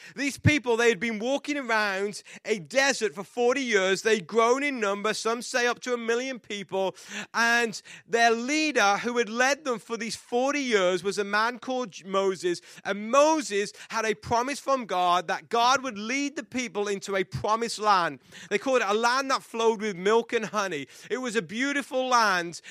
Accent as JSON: {"language": "English", "region": "England", "country": "United Kingdom", "said": "I am English"}